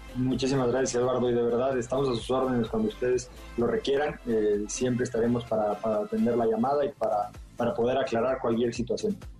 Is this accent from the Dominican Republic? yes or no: no; Mexico City, Mexico; yo me volví atlantista en mi infancia en la Ciudad de México